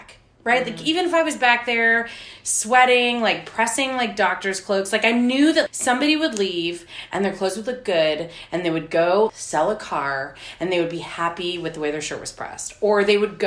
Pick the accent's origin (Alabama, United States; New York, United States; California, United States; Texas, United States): Texas, United States; McAllen; now in Austin, United States; I'm from South Texas, and my grandfather is a dry cleaner